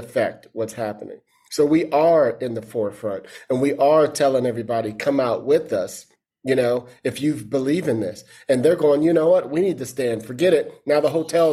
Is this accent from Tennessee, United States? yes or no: no; East Palo Alto, California, United States; also born or lived in Detroit / Brooklyn; I grew up in East Palo Alto, right? I was born in Detroit, lived in Brooklyn